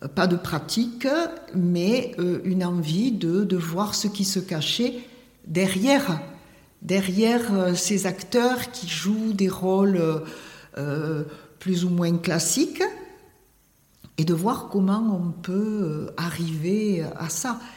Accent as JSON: {"language": "French", "town": "Tarbes", "region": "Occitania", "country": "France", "tie": "born or raised there", "said": "je suis née à Tarbes et j'ai travaillé à Tarbes"}